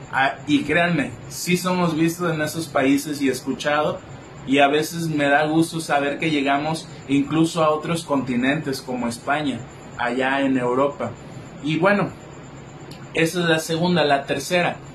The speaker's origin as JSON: {"language": "Spanish", "region": "Colima", "country": "Mexico", "said": "por parte de la Universidad de Colima, de donde yo soy, del estado de Colima, aquí en México."}